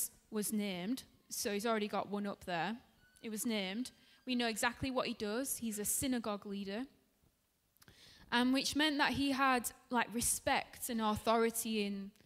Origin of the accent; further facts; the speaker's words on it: Dewsbury, Yorkshire and the Humber, United Kingdom; moved away; I'm from Dewsbury, which is in West Yorkshire